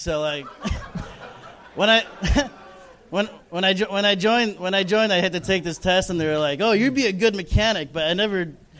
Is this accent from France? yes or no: no; Philippines; I'm Filipino, too, so...